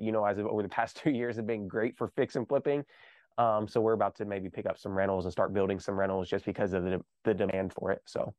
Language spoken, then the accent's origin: English; Kentucky, United States; I grew up here in Kentucky